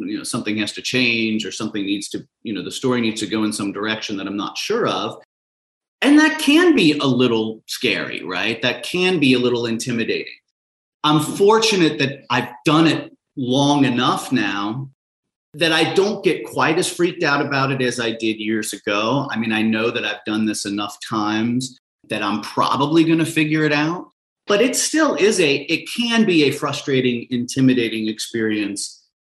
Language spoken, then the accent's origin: English; Cincinnati, Ohio, United States; I grew up in Cincinnati, which is a baseball mad city